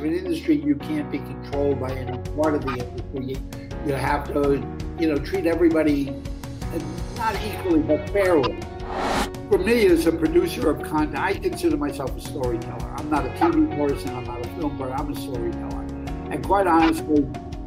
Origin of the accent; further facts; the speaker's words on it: New York City, New York, United States; I grew up in Brooklyn, New York